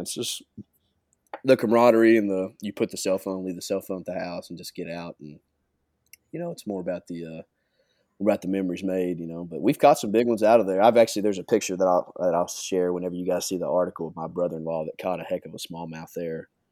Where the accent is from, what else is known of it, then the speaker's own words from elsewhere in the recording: Kentucky, United States; growing up in Kentucky, you know, I, I did a lot of my fishing either in the Ohio River